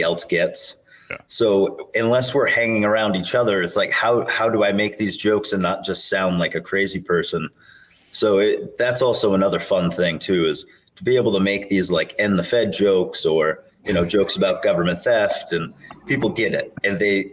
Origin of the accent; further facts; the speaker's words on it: Maine, United States; I'm from Maine. I'm vice chair for Maine.